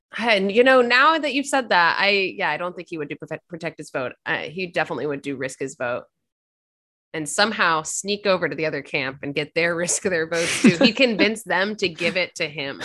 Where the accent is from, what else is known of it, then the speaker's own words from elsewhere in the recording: Virginia, United States; I'm from Virginia